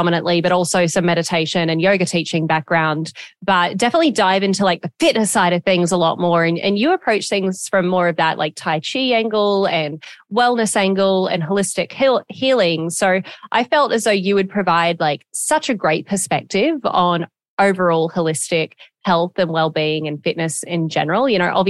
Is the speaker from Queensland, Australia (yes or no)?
yes; Gold Coast, Queensland, Australia; also born or lived in Greenville, South Carolina, United States; my two hometowns, Gold Coast, Australia and Greenville, South Carolina, which is dad's from here, mum's from Australia